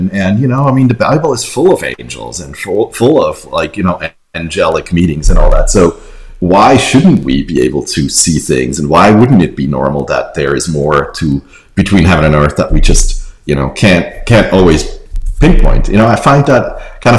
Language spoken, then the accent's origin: English; Switzerland; moved away; I grew up in Switzerland, and I was a teacher's son